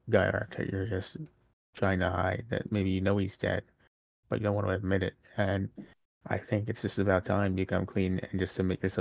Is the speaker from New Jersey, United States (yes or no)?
no; New York City, New York, United States; Came from Brooklyn, New York. Always a fun crowd. It's my hometown.